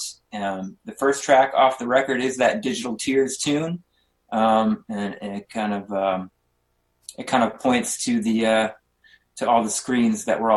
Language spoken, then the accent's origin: English; Green Bay, Wisconsin, United States; I am from Green Bay.